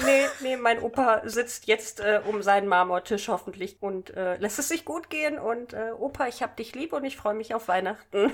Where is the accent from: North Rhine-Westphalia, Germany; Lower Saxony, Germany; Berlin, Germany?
Lower Saxony, Germany; Hanover; Doch, ich komme aus Hannover, aber meine Familie ist von mir weggezogen